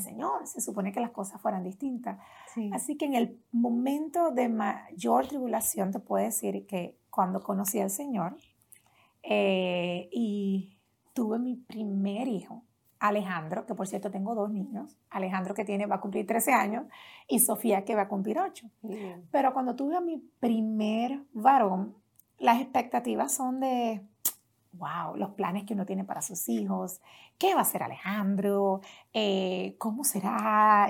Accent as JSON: {"language": "Spanish", "town": "Las Piedras", "country": "Puerto Rico", "tie": "born or raised there", "said": "Allá en Puerto Rico crecí en un pueblo pequeño"}